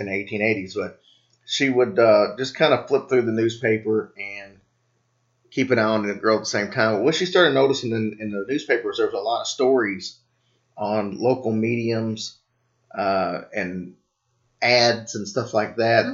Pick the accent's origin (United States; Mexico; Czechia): United States; Louisville, Kentucky; my hometown